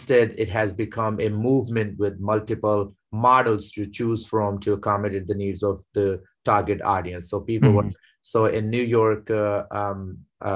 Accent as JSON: {"language": "English", "country": "Pakistan", "tie": "born or raised there", "moved": "yes", "said": "I was born and raised in Pakistan"}